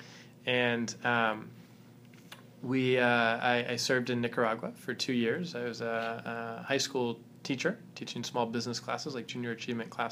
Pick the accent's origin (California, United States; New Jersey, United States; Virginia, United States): California, United States; Southern; I grew up in Southern California